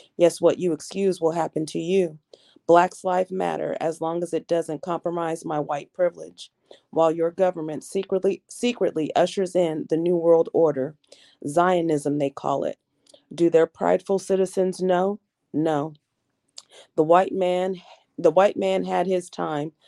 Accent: Portland, Oregon, United States; I'm from Portland, Oregon

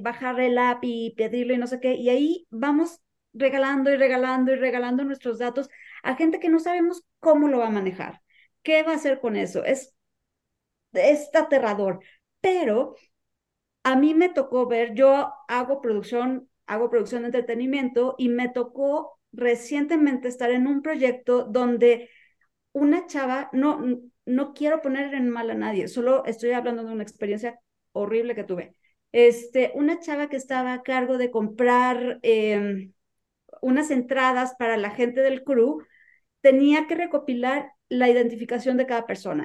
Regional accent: Mexico; en mi experiencia como mexicana

